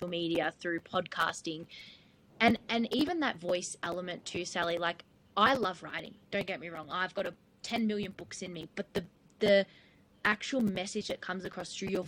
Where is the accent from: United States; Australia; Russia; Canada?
Australia; Gippsland, Victoria; I'm from Gippsland in Victoria.